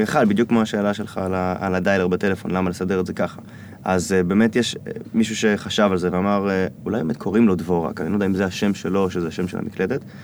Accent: Israel; also born or lived in United States; אני ישראלי

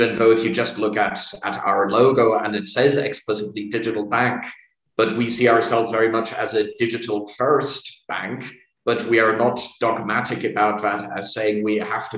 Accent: Germany; I'm not Vietnamese by origin. I was born in Germany

